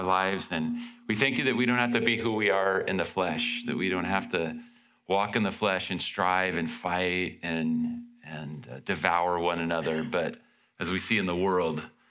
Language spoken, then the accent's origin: English; California, United States; I'm from California